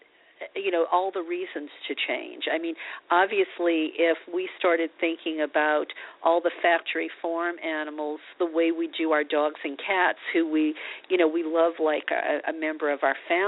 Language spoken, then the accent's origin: English; New Orleans, Louisiana, United States; now in Los Angeles, United States; growing up in New Orleans, you know, eating vegetables, I mean, we fried our vegetables